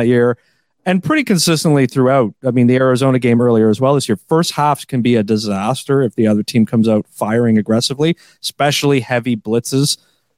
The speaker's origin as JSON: {"language": "English", "town": "Toronto", "region": "Ontario", "country": "Canada", "said": "I'm from Toronto."}